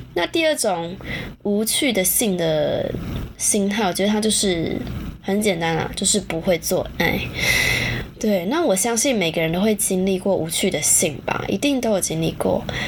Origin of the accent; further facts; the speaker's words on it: Taichung, Taiwan; 我是台中人嘛，以前那个全球电影院啊